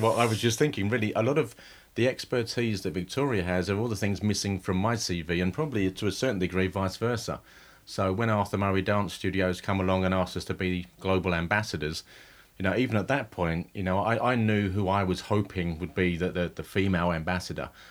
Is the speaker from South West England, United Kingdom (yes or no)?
no; Romford, London, United Kingdom; also born or lived in Stepney; I'm from Romford. My family's from Stepney, but my, I was brought up in Romford.